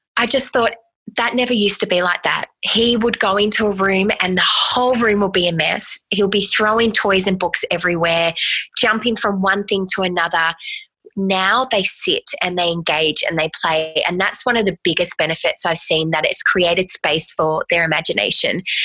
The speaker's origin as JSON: {"language": "English", "country": "Australia", "moved": "as an adult", "lives_now": "United States", "said": "I'm actually an Australian who's moved"}